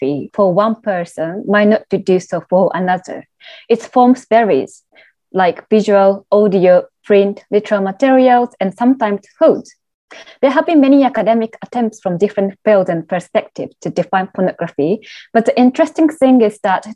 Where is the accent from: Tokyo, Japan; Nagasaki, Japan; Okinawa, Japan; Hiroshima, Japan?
Tokyo, Japan; moved away as an adult; now in London, United Kingdom; having born and raised in Tokyo